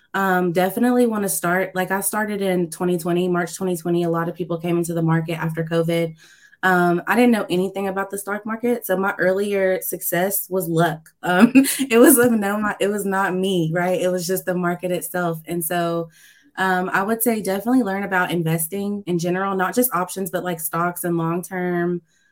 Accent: Tennessee, United States; from East Tennessee.

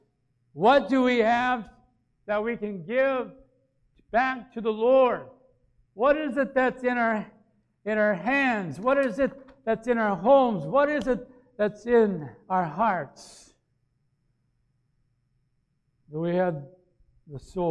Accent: Aiken, South Carolina, United States; moved away; my hometown in Aiken

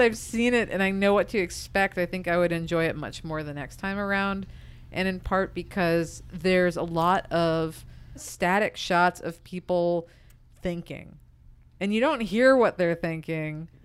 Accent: United States; me as an American

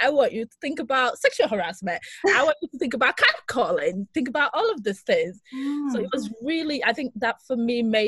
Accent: northern Greece, Greece; moved away; also born or lived in London / Birmingham / Lagos; I'm Greek Nigerian, so I grew up in Greece

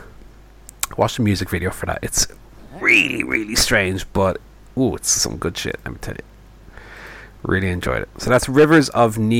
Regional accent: Ireland; as an Irishman

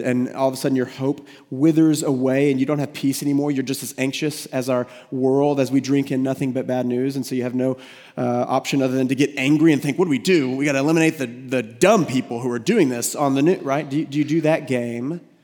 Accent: United States; We're American

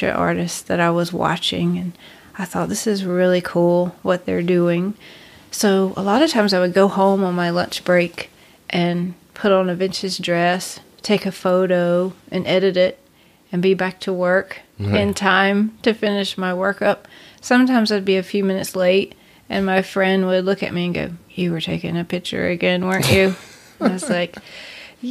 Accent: Kinston, North Carolina, United States; I grew up in Kinston, North Carolina.

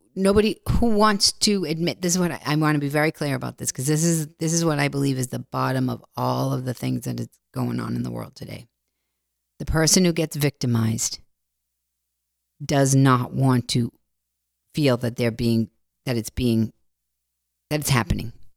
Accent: Boston, Massachusetts, United States; I'm from Boston.

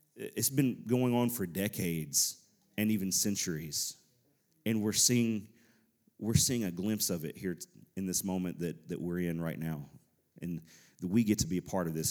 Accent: Nashville, Tennessee, United States; we're from the Nashville area.

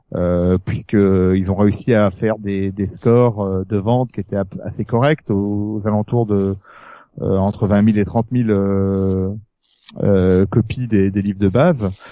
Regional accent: France; je suis français

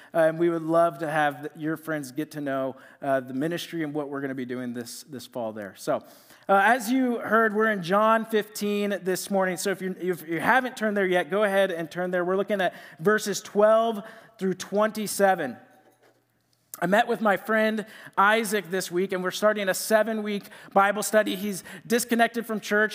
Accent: Iowa, United States; moved away as an adult; now in Mankato, United States; I'm from Iowa, and I went to Iowa State

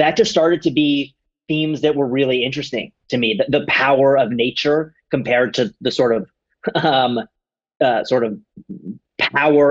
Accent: United States; now in Los Angeles, United States; I grew up on the East Coast. I grew up like just outside Washington, D.C., so very much like a city kind of upbringing

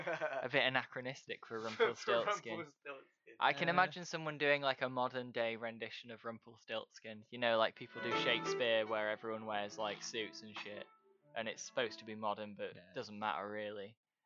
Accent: Yorkshire and the Humber, United Kingdom; accent: mostly Yorkshire; My weird accent that's mostly Yorkshire, but sometimes isn't.

